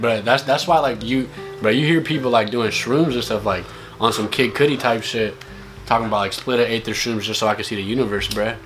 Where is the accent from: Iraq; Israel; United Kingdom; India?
India; now in California, United States; I'm not from here, but like I was born in India